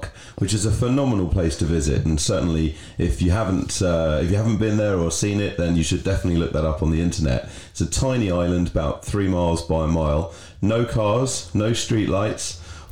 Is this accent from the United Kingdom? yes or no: yes; Berkshire, South East England, United Kingdom; Grew up in the countryside in Berkshire